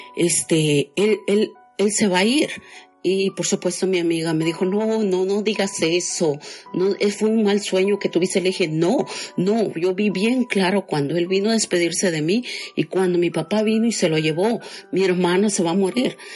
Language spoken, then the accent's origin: Spanish; Guatemala; moved away as an adult; also born or lived in Chiapas, Mexico; now in Los Angeles, United States; de Guatemala, pero resido en Los Ángeles